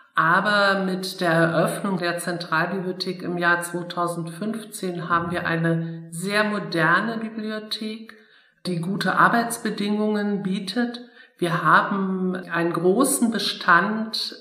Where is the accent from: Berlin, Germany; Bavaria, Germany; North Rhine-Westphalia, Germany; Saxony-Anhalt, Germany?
Saxony-Anhalt, Germany; Dessau; moved away as an adult; also born or lived in Wetzlar / Siegen; now in Bonn, Germany; Ich komme ursprünglich aus Dessau